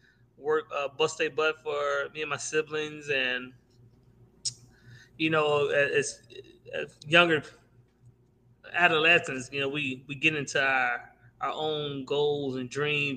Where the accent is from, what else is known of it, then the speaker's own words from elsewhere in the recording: Indiana, United States; also born or lived in Aetna; I grew up for the most part up in Durmilla and Ivanhoe Projects before we actually moved to Etna